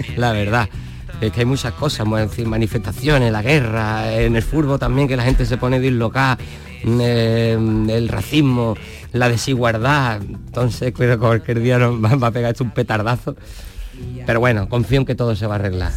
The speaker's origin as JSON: {"language": "Spanish", "town": "Jerez de la Frontera", "region": "Andalusia", "country": "Spain", "lives_now": "Chiclana de la Frontera, Spain", "said": "Soy de Jerez porque es el equipo de mi tierra"}